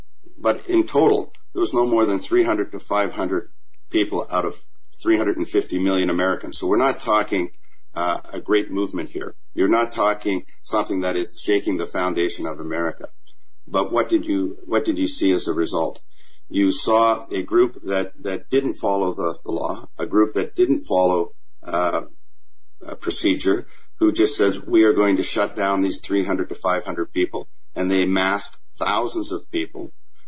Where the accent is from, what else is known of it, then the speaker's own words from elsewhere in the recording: Canada; also born or lived in Germany; And I say that as a Canadian. You know, as I grew up, I grew up on military bases. And when I was very sick as a young boy on a Canadian base in Germany